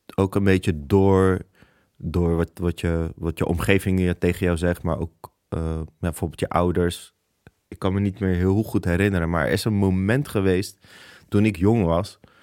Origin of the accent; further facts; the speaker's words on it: Rotterdam, South Holland, Netherlands; Ik ben geboren in Rotterdam